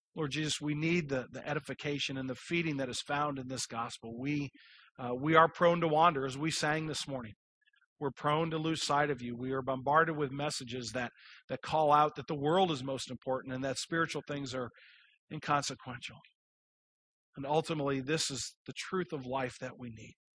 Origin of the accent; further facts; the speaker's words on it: Kirkwood, Missouri, United States; I grew up in Kirkwood, I know exactly where East Madison is